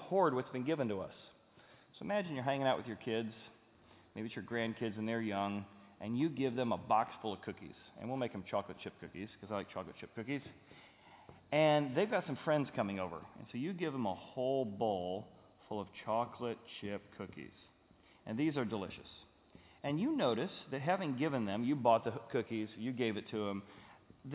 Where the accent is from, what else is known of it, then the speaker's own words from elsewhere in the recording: Cincinnati, Ohio, United States; we're from Cincinnati